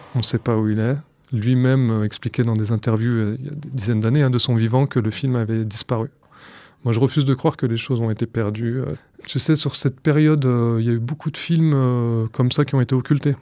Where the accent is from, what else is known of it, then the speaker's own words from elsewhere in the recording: France; J'ai 37 ans, je suis né en France